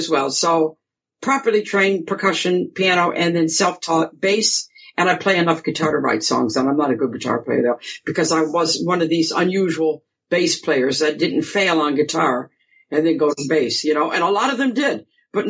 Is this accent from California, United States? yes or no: no; Grosse Pointe Woods, Michigan, United States; accent: American; moved away as an adult; now in England; I was born and raised in Grosse Pointe Woods, you know, suburb, and then we moved to Grosse Pointe Farms when I was about 14